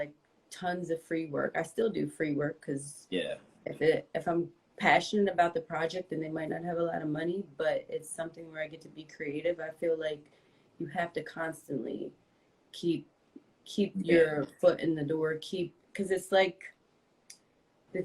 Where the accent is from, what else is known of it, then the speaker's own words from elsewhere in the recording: New Jersey, United States; I'm from New Jersey